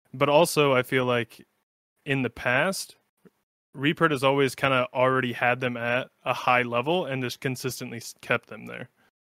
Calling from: Sioux City, Iowa, United States; Well, Sioux City, Iowa. It's a small town on the western side, anyway.

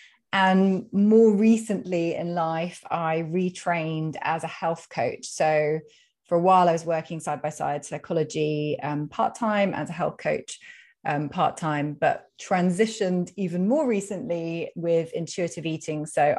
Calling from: London, United Kingdom; So, well, you can probably tell from my accent that I am speaking from the UK. I'm in London.

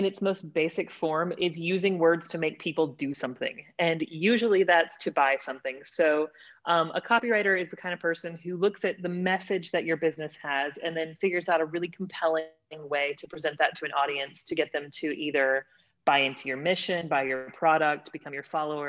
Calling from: Texas, United States; I'm joining you from East Texas. It is a thriving metropolis of a city that just now got a flashing red light. So it's a tiny, tiny little city about 2 hours east of Dallas.

